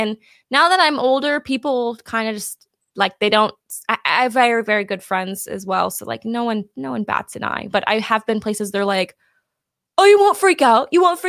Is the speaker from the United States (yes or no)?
yes; California, United States; moved away as an adult; now in Texas, United States; I'm from California